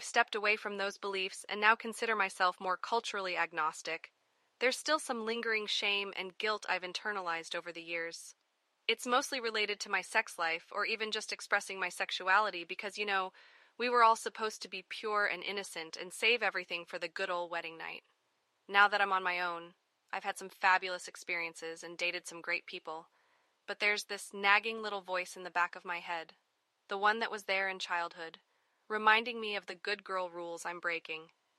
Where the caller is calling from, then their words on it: Chicago, Illinois, United States; Hey there, Brainwaves. … from Chicago.